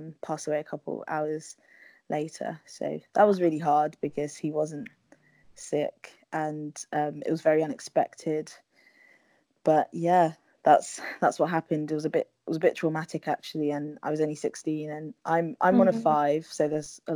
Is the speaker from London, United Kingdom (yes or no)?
yes; London, United Kingdom; also born or lived in Havering / Leeds; I'm from London, born and bred. I grew up in Islington, but we now live in Havering, which is like East London.